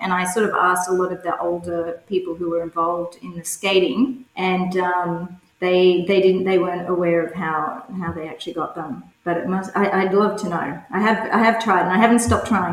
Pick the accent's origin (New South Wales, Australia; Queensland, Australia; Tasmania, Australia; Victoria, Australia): New South Wales, Australia; Cowra; also born or lived in Sydney; now in Brisbane, Australia; I was born in Sydney, but my parents decided to move to the country, which uh, to Cowra, which is a small country town about four hours west of Sydney, and where we were raised on farms